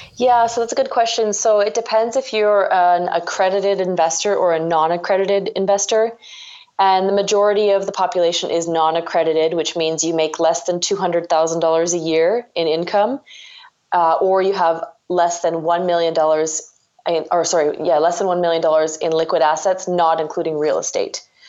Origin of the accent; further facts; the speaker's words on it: Ontario, Canada; I'm from Ontario